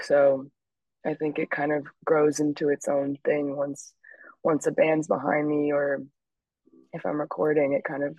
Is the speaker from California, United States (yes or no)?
no; New York City, New York, United States; I grew up in the West Village in New York, and there's a street that I grew up on, Jane Street